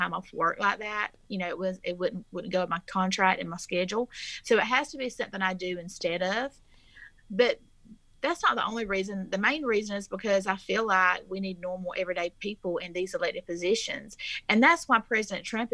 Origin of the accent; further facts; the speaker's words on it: South Georgia, United States; So I am from South Georgia. I'm the only candidate from South Georgia